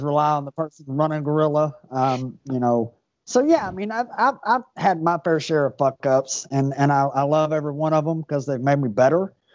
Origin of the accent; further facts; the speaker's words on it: Louisville, Kentucky, United States; So I grew up in Louisville